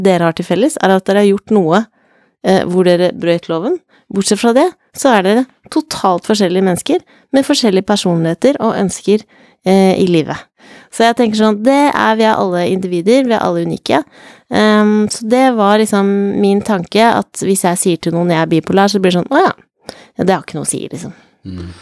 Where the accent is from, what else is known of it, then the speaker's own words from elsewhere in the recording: Jessheim, Akershus, Norway; jeg er fra Jessheim